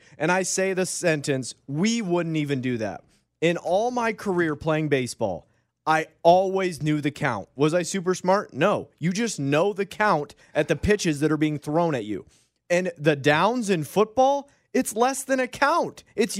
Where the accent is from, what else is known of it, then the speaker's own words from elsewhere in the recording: Michigan, United States; I'm from Michigan, Coach.